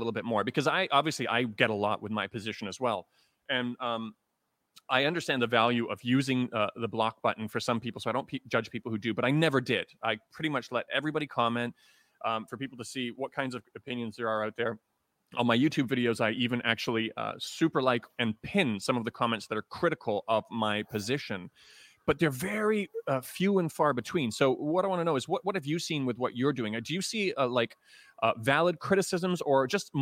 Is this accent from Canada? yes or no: yes; Toronto, Ontario, Canada; I'm from Toronto